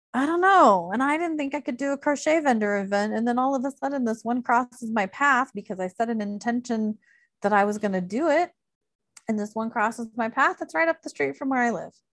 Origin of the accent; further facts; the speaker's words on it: Illinois, United States; moved away; also born or lived in Chicago; I grew up in Illinois